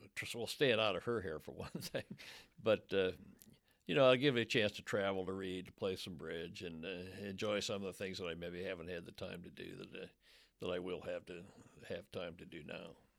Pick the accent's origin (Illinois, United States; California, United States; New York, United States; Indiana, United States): Indiana, United States; Fort Wayne; moved away as an adult; now in Louisville, United States; my hometown paper of Fort Wayne, Indiana